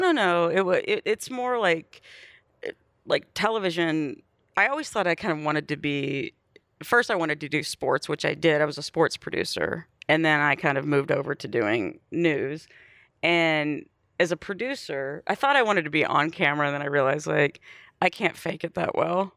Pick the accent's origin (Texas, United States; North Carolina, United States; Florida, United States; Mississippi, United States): Texas, United States; Bay City; moved away; also born or lived in Wharton, Texas / Austin, Texas; I grew up in Bay City, Texas